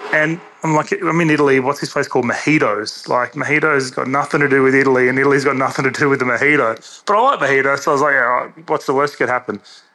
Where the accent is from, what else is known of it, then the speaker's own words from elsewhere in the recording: Sydney, New South Wales, Australia; now in Adelaide, Australia; I grew up in Sydney. So summer memories for me as a kid were those hot days and then just the big thunderstorm rolling in at night.